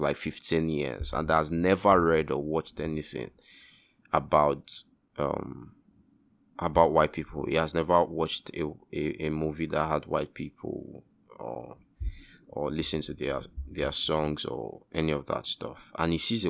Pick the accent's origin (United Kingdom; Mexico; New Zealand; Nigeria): Nigeria